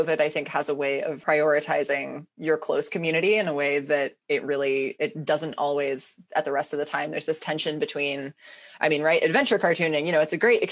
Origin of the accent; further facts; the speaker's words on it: Ojai, California, United States; moved away as an adult; also born or lived in Portland; I just moved back down to my hometown a couple months ago